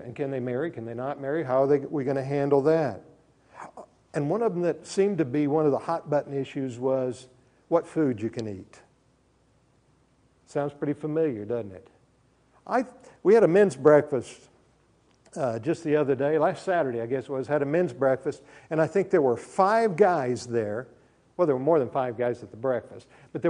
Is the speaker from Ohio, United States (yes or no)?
no; Oklahoma, United States; also born or lived in Minco, Oklahoma; I grew up in Oklahoma. It's been my home since 1957